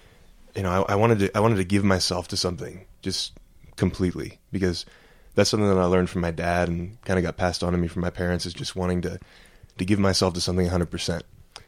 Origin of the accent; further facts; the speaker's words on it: Mobile, Alabama, United States; Well, John, like you said, I'm from Mobile, Alabama, and I don't have an accent.